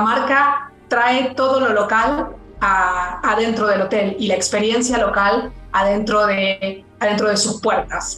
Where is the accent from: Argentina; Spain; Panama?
Argentina; now in Mexico City, Mexico; yo soy argentina